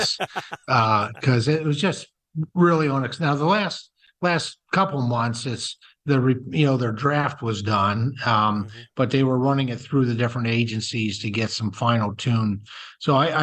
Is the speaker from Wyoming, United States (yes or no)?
no; Pennsylvania, United States; my home state of Pennsylvania